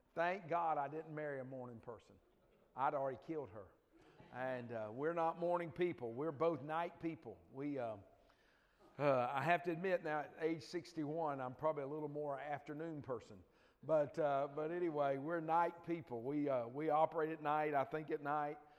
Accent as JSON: {"language": "English", "town": "Dothan", "region": "Alabama", "country": "United States", "tie": "born or raised there", "said": "I grew up in L.A. Uh, no, that's not Los Angeles if you're thinking that. It's lower Alabama"}